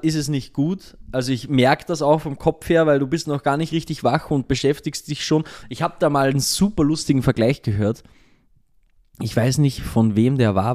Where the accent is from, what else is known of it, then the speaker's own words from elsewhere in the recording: Austria; now in Linz, Austria; zumindest bei uns in Österreich